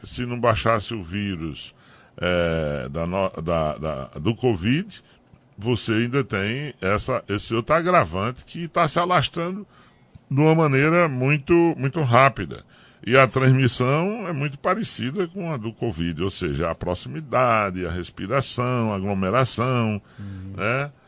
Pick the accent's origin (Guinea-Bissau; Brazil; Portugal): Brazil; Tabira, Pernambuco; also born or lived in Carnaíba; Eu nasci lá ali em Tabira Morei muito tempo no Jiquiri, na Carnaúba